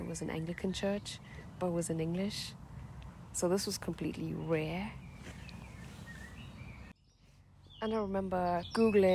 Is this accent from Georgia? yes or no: no; Durban, KwaZulu-Natal, South Africa; moved away; I grew up in South Africa in a small town called Durban